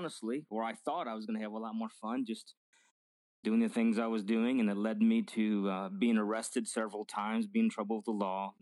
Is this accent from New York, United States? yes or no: no; Northern Illinois, United States; now in Midland, United States; I was born and bred in the Assembly of God Church in Northern Illinois, and grew up there